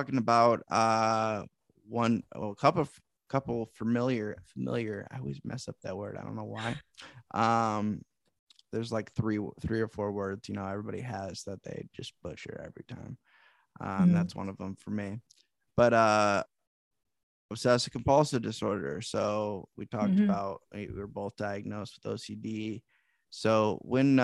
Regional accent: Davenport, Iowa, United States; I was born, raised right where I'm at too, Davenport.

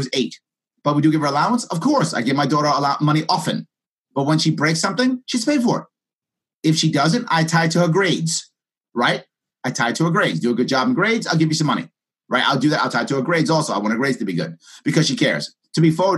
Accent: New York City, New York, United States; I grew up in the South Bronx

